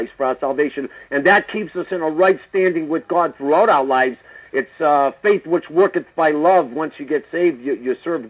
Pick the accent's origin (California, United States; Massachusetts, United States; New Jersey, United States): Massachusetts, United States; Boston; I'm from Boston.